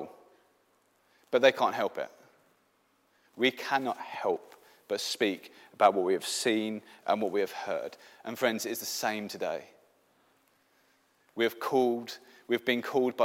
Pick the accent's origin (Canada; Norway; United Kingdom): United Kingdom; England; first language English; now in Sweden; I'm an English Christian